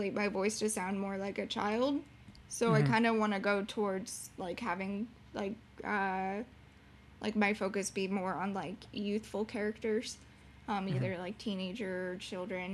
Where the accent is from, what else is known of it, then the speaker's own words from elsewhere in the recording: Orlando, Florida, United States; moved away; when I used to live in Florida, and I grew up in Orlando or around Orlando, Florida